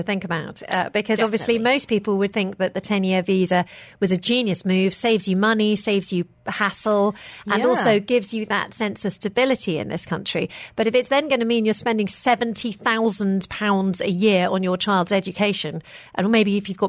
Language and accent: English; United Kingdom; Now, obviously, I'm British.